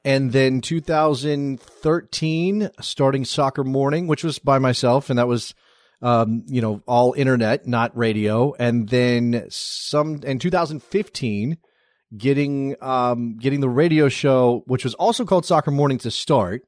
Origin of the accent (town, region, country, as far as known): United States